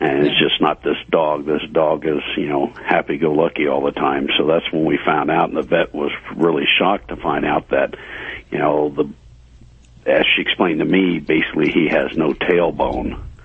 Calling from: Colorado, United States; I'm calling from Colorado.

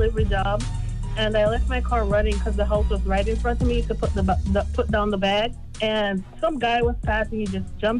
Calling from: Florida, United States; I'm calling from Florida.

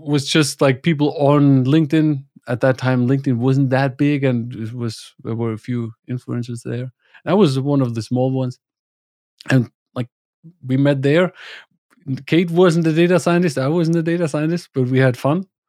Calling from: northern Bavaria, Germany; I'm calling from Germany, from northern Bavaria, where I live with my family, wife, and the two kids

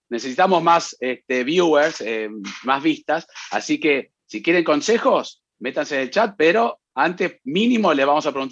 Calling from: Mexico City, Mexico; de Ciudad de México y mi pregunta es la siguiente.

